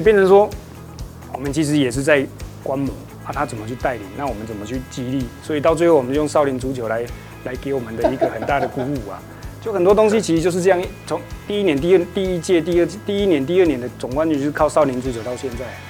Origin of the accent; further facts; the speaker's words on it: Taichung, Taiwan; 因为其实我是台中的